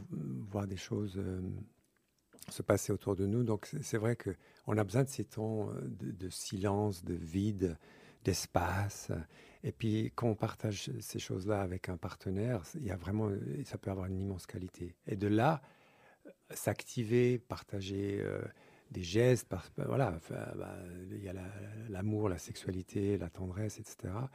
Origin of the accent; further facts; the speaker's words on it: Switzerland; je suis né en Suisse de deux parents anglais